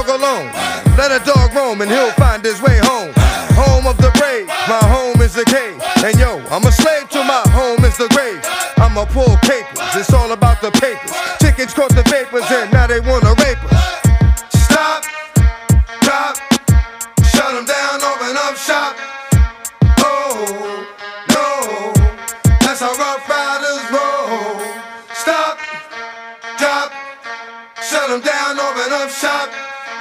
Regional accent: Maryland, United States; moved away; growing up as a little kid, growing up in Maryland, then I moved here.

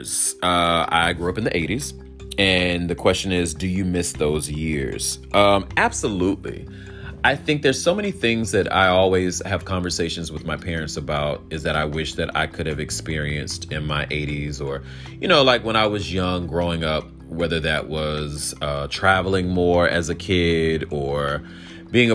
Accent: the South, United States; growing up in the South, I had the opportunity to have loving parents

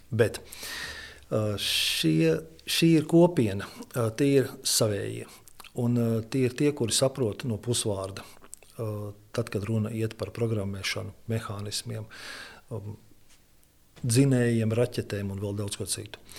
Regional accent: Ventspils, Kurzeme, Latvia; now in Liepāja, Latvia; Pārcēlies es esmu, bet dzimis tāpatās es esmu pie jūras. Mana dzimtā pilsēta ir Ventspils, bet uh, pie liepājas man vienkārši nav jautājumu.

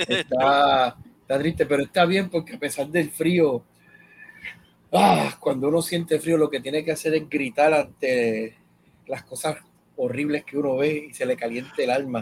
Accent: Puerto Rico; como puertorriqueño

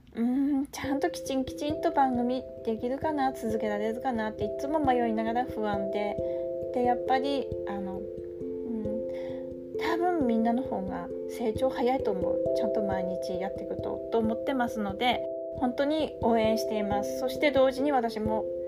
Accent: Tsugaru, Aomori, Japan; accent: Tsugaru dialect; こっから津軽弁でいきます

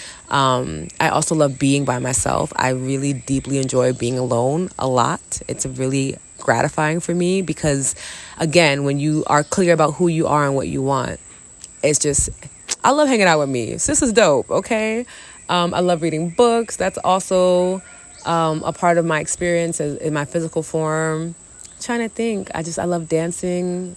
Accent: New York City, New York, United States; also born or lived in Long Island, New York; I'm a New York City chick. I was born in the Bronx, grew up in Queens and Long Island and Harlem.

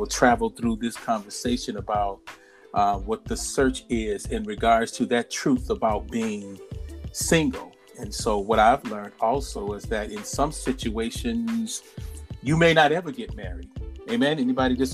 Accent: Illinois, United States; in the state of Illinois, my home state

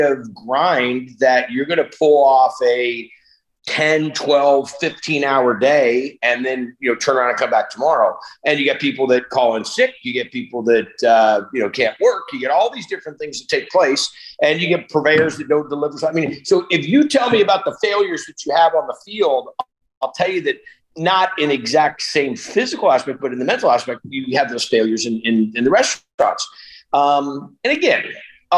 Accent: Northern California, United States; I grew up in Northern California

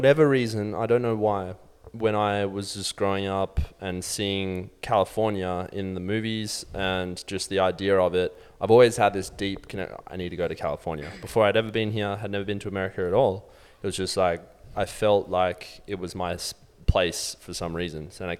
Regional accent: Australia; born or raised there; moved away

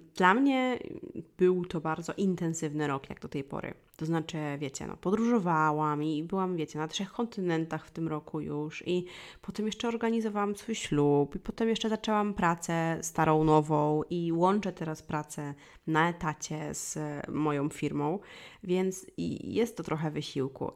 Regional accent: Wólka Gościeradowska, Lublin Voivodeship, Poland; moved away; pochodzę z małej miejscowości i w małej miejscowości, która się nazywała Wólka Gościeradowska, czyli to jest mała miejscowość pod Kraśnikiem na Lubelszczyźnie

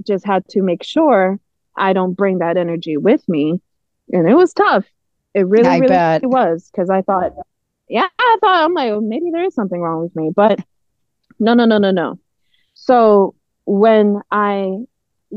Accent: Naperville, Illinois, United States; I'm from Naperville

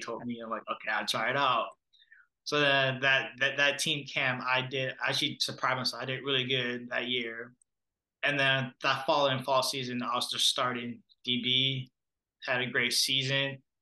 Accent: Minneapolis, Minnesota, United States; also born or lived in Monrovia, Liberia / Brooklyn Park, Minnesota; I grew up in the Minneapolis area. And then in third or fourth grade, my family and I moved to Brooklyn Park, which is where we currently still live

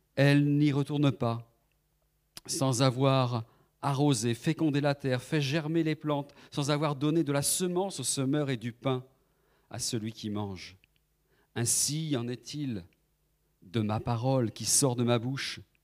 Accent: Nantes, Pays de la Loire, France; moved away as an adult; now in Paris region, France; Nous sommes originaires de, la Loire-Atlantique, de Nantes

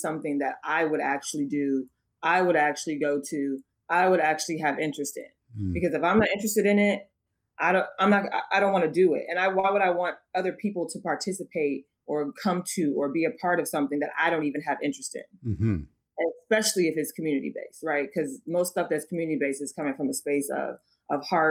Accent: Oakland, California, United States; growing up, I'm from Oakland. So growing up in Oakland

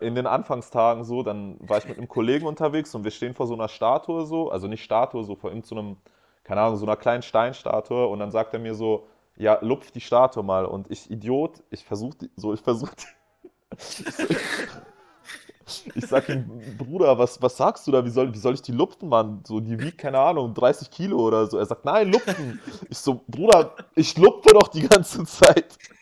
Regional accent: Hanover, Lower Saxony, Germany; wir kommen halt aus Hannover

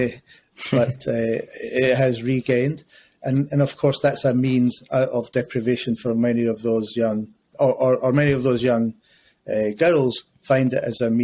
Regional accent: Glasgow, Scotland, United Kingdom; moved away as an adult; now in London, United Kingdom; I grew up in Scotland. I grew up in Glasgow.

